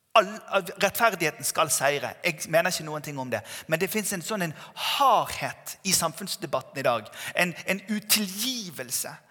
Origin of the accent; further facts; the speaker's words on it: Bergen, Vestland, Norway; Jeg vokste opp i Tabernaklet Bergen